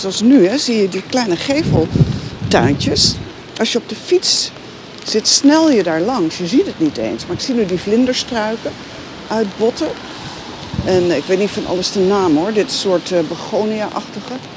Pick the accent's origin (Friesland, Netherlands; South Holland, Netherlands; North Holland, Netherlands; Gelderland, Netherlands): Gelderland, Netherlands; Veluwe; ik kom van de Veluwe. Dus daar hadden we heide, bos, heel veel ruimte om te spelen